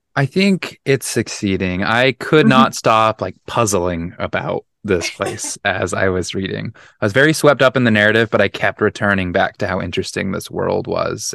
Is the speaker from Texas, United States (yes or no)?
no; Utah, United States; I grew up in Utah, and like I grew up conservative in Utah, very religious